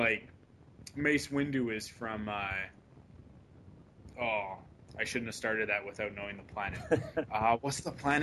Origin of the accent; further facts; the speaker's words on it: Canada; I'm a Canadian